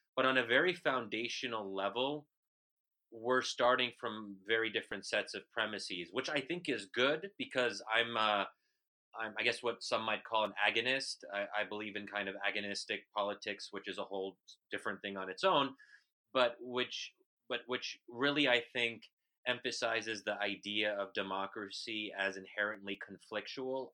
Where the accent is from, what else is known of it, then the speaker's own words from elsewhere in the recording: United States; an American Muslim